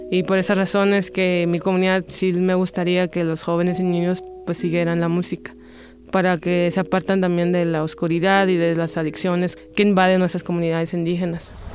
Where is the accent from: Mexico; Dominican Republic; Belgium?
Mexico; Punta Chueca, Sonora; yo vengo del estado de Sonora, una comunidad que se llama Punta Chueca, del territorio Comcac, mejor conocido como Seri